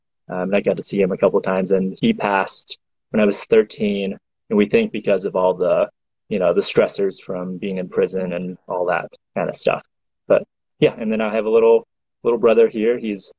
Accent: Missouri, United States; also born or lived in China; I was born in China, but I grew up, came over here when I was 8, and then I grew up in Missouri ever since then.

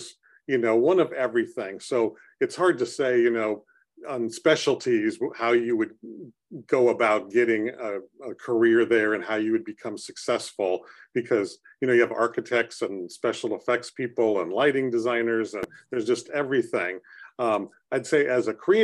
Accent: San Jose, California, United States; I grew up in San Jose and we didn't have a lot of money

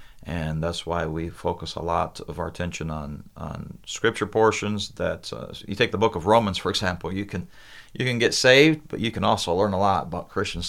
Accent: Brazil; now in United States; I was 2 years old when my parents went to Brazil as missionaries. So I grew up in Brazil.

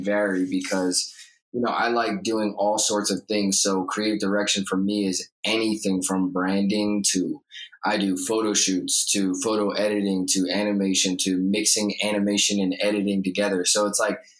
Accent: New York, United States; moved away as an adult; now in Los Angeles, United States; I'm from New York, but I'm located in LA now. For about 5 years

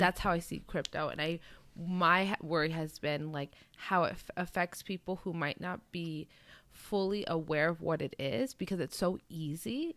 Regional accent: Southern California, United States; I rep Sou-, Socal more than you know, obviously NorCal, I'm not from NorCal

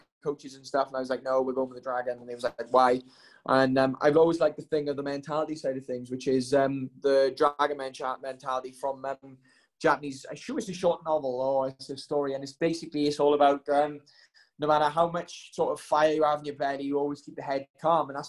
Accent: Wales, United Kingdom; I've always loved being Welsh

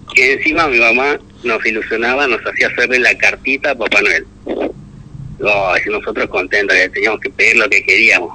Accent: Misiones, Argentina; moved away as an adult; vengo de Misiones hace siete años que estoy acá eh, crecí en Misiones

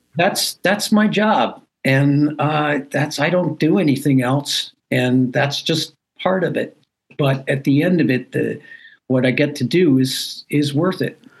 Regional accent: Canada; moved away as an adult; now in United States; I'm a Canadian citizen

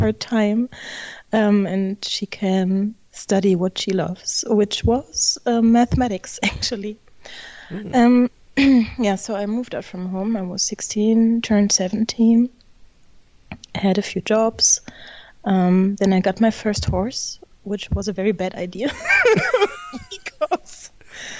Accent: Germany; I'm originally from Germany, as you might not necessarily guess when you read or try to pronounce my name, but I'm German

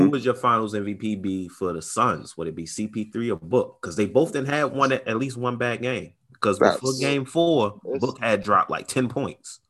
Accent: Baltimore, Maryland, United States; I'm from Baltimore.

